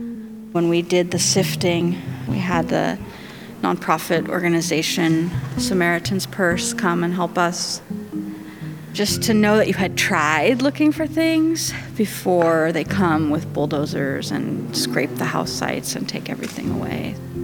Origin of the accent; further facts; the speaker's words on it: Last Chance, California, United States; born there; I was born in Last Chance.